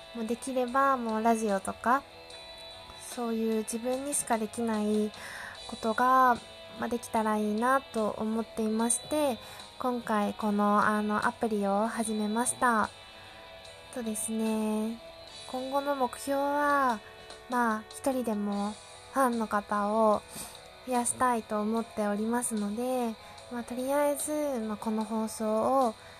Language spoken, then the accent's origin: Japanese; Yamagata, Japan; also born or lived in Chiba Prefecture / Tokyo; now in Chiba, Japan; 私、えっと、山形県出身。現在千葉千葉県在住